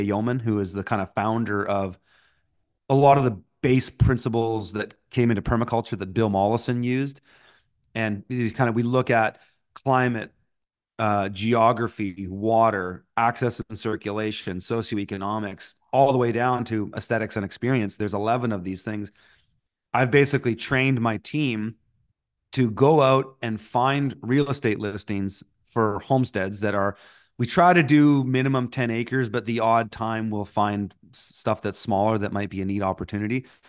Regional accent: Canada; also born or lived in Montreal; being a Canadian tree planter slash musician

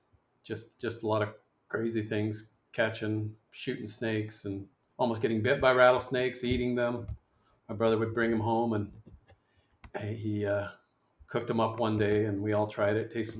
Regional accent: Mesa, Arizona, United States; also born or lived in Missouri; I mainly grew up in Mesa, Arizona.

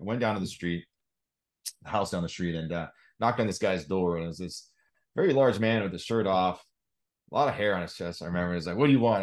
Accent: Salem, Oregon, United States; moved away as an adult; now in Oklahoma City, United States; born and raised in Salem, Oregon

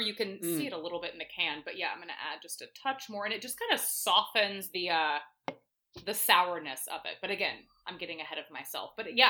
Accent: Atlanta, Georgia, United States; accent: Southern; also born or lived in New York; Well, I'm originally from Atlanta, Georgia. And so I think when my 12 years in New York, I kind of lost my Southern accent. So now it's coming back a little bit

